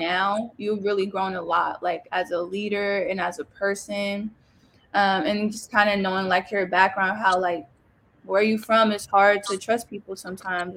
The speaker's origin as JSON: {"language": "English", "region": "West Coast", "country": "United States", "said": "I'm from the West Coast"}